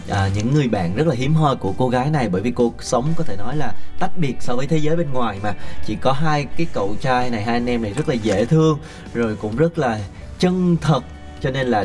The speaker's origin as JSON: {"language": "Vietnamese", "town": "Kon Tum", "region": "Kon Tum Province", "country": "Vietnam", "tie": "born or raised there", "said": "Em hồi đó ở Con Tum."}